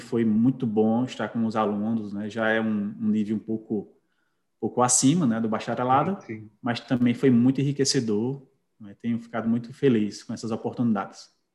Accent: Caruaru, Pernambuco, Brazil; sou natural de Caruaru

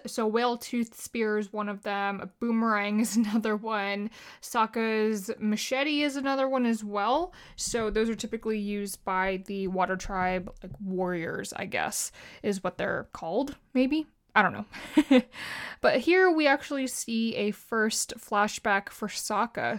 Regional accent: Philippines; I'm Filipino.

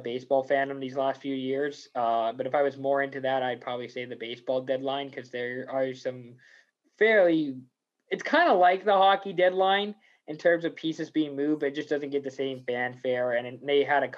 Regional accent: United States; I'm from the States. Like, I've grown up a Mariners fan.

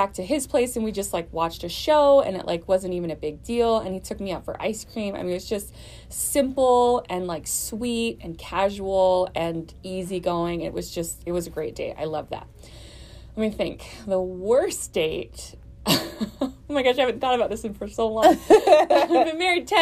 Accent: New Orleans, Louisiana, United States; moved away as an adult; now in Houston, United States; I live here in Houston. I'm originally from New Orleans, and we've been living here about 3 years.

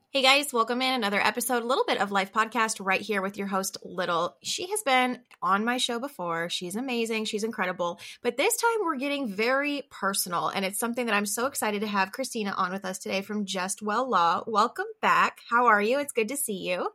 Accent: Arizona, United States; my home state

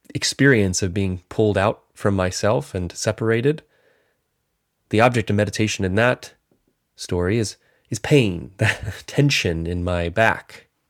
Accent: North Carolina, United States; I grew up in North Carolina

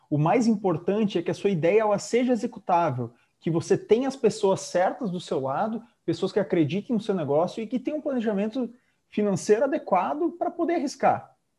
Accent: Rio Grande do Sul, Brazil; now in Florianópolis, Brazil; Como um bom gaúcho, exilado e expatriado aqui em Florianópolis

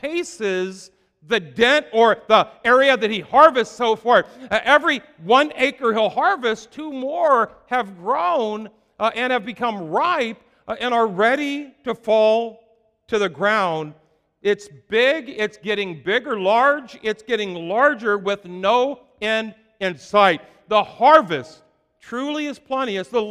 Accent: Iowa, United States; I'm from Iowa

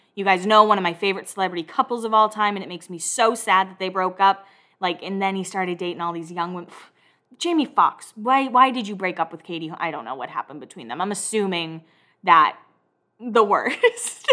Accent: Northeast, United States; I grew up in the Northeast and my grandparents said that word like it was nothing.

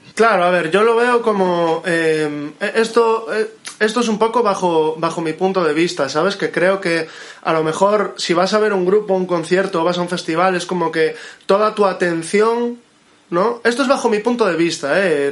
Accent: Moaña, Galicia, Spain; mi pueblo, de Moaña, donde vivo

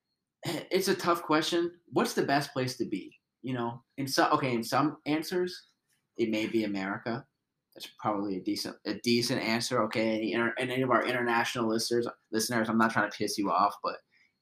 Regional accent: Northwest Ohio, United States; also born or lived in Columbus, Ohio; we're from Northwest Ohio

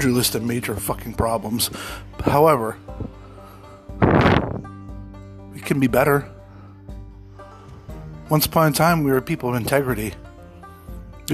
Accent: United States

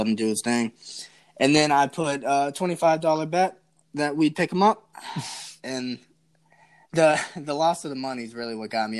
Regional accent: Charlotte, North Carolina, United States; also born or lived in Columbia, South Carolina; now in Myrtle Beach, United States; I'm from Charlotte, North Carolina. So I'm a huge Carolina Panthers fan. We have season tickets here, and I used to go to every home game when I lived in Columbia, about an hour drive away. Now I'm in Myrtle Beach

